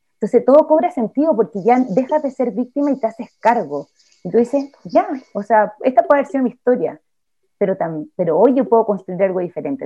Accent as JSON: {"language": "Spanish", "country": "Chile", "tie": "born or raised there", "said": "nací en Chile, en una familia determinada"}